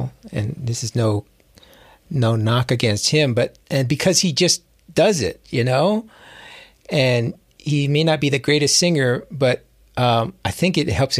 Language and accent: English; Hawaii, United States; I actually grew up in Hawaii